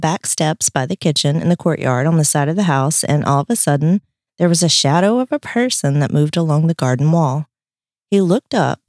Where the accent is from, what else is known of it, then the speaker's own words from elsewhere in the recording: North Carolina, United States; now in Tybee Island, United States; the small town we grew up in North Carolina, very small.